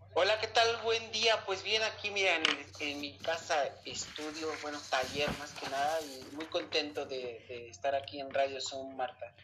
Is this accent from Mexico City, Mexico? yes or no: yes; Mexico City, Mexico; also born or lived in Chiapas; vengo de la Ciudad de México